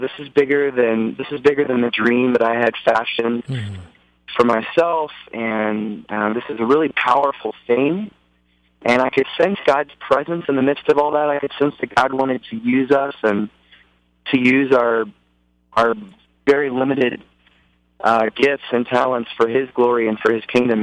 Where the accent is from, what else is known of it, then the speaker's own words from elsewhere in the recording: Dallas, Texas, United States; I'm a native Texan. I grew up in Dallas, Texas